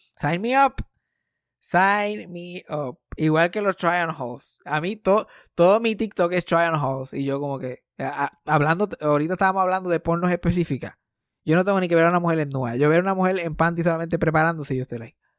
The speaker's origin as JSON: {"language": "Spanish", "country": "Puerto Rico", "said": "a mí como puertorriqueño"}